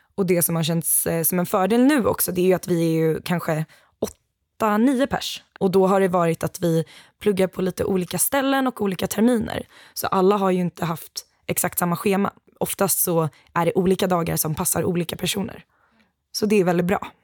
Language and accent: Swedish; Gothenburg, Västra Götaland, Sweden; also born or lived in Uppsala; jag är ju ändå göteborgare